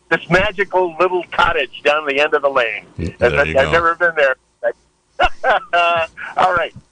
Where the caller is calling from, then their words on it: Ukiah, California, United States; I'm from Ukiah.